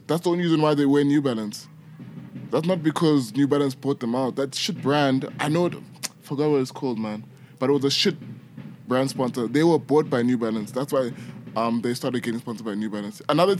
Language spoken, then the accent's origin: English; South Africa; also born or lived in Nigeria; yeah, I grew up in South Africa, I never played for South Africa.